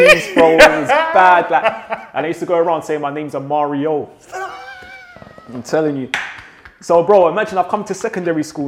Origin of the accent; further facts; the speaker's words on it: London, United Kingdom; also born or lived in Shepherd's Bush, London; I lived in West London. So I'm originally from Ladbroke Grove and I moved to Shepherd's Bush.